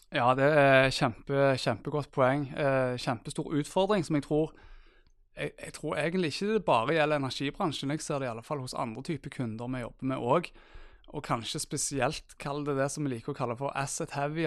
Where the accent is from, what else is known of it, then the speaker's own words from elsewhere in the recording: Stavanger, Rogaland, Norway; Far til to bosatt i Stavanger og er fra Stavanger, som kanskje dialekten min eh, røper